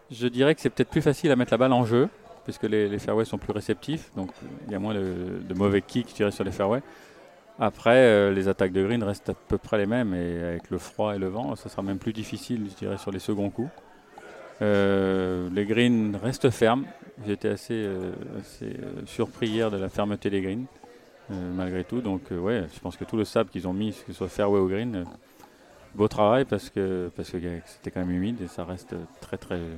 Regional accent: France; mais aussi euh, en tant que Français, on écoute Pascal

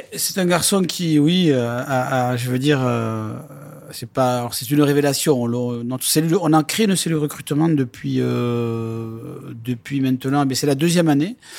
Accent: Lourdes, Occitania, France; moved away; also born or lived in Bayonne; j'ai grandi à Lourdes, j'ai joué à Lourdes et, je suis un pur lourdé

